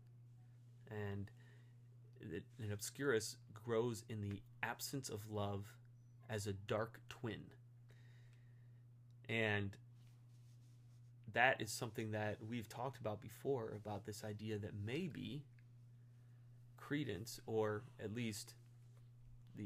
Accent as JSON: {"language": "English", "town": "Stow", "region": "Ohio", "country": "United States", "tie": "born or raised there", "said": "my hometown in Stowe"}